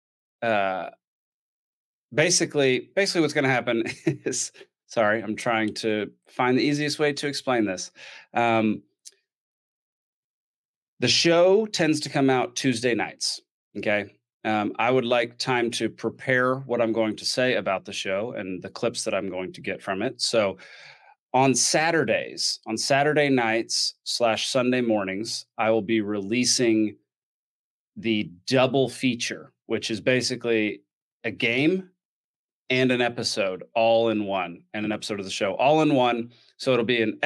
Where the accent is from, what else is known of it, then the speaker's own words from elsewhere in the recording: Texas, United States; moved away as an adult; now in Atlanta, United States; I grew up in Texas. I was born in Texas, spent 30 years in Texas